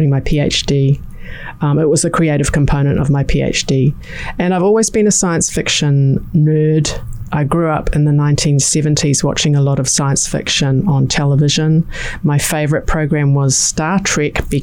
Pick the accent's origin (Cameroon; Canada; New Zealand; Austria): New Zealand; my parents moved from Fiji to New Zealand in 1959. And that's where I was born and where I grew up and where I've lived for my whole life